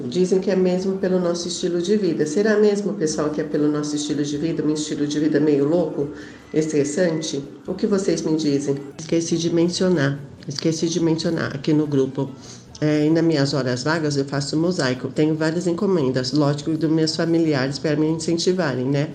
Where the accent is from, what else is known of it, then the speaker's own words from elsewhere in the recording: São Paulo, Brazil; sou aqui de São Paulo, da capital